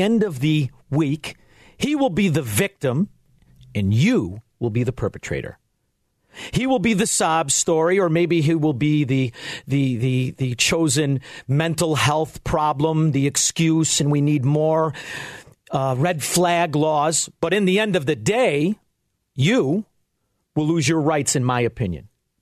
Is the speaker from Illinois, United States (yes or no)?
yes; Chicago, Illinois, United States; I'm from Chicago